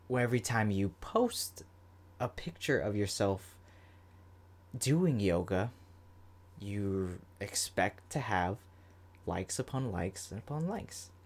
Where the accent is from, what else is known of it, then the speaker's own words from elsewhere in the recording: Florida, United States; I'm from Florida